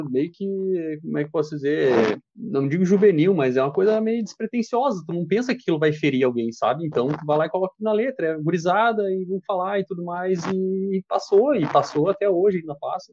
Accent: Brazil

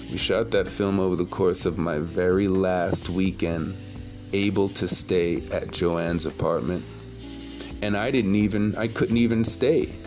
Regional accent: Jamaica; I'm not Haitian, I'm Jamaican.

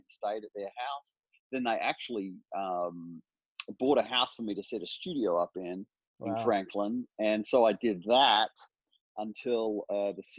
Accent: Perth, Western Australia, Australia; moved away as an adult; also born or lived in Kolkata, India; now in Nashville, United States; I was born in Perth, and my parents were became missionaries at 10 months old to India. Wow. We lived in India, basically around Calcutta

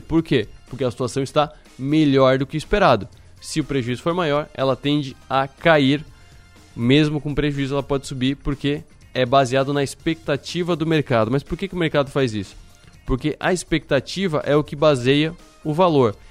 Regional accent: Brazil; somos brasileiros

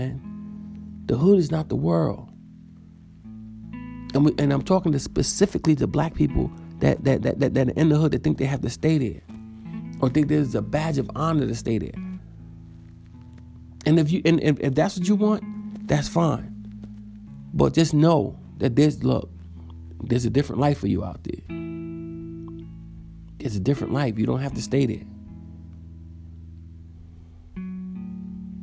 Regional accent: New York City, New York, United States; When I was growing up in Far Rockaway, Queens, when I was born, we lived in Edgemere, but we lived all over Far Rockaway

